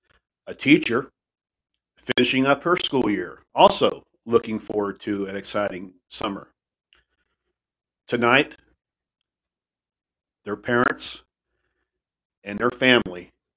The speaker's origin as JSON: {"language": "English", "region": "Texas", "country": "United States", "tie": "born or raised there", "said": "support of the FBI and the Justice Department to help in the investigation of this tragic event in my home state."}